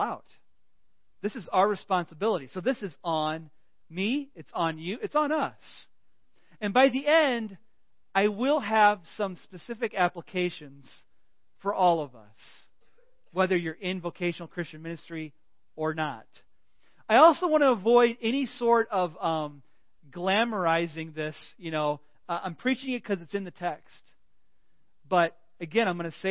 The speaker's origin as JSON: {"language": "English", "country": "United States", "said": "We're American"}